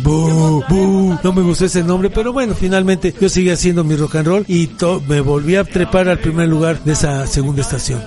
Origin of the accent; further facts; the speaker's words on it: Mexico City, Mexico; soy originario de aquí del Distrito Federal. Hace más de tres décadas que vivo aquí en Coyoacán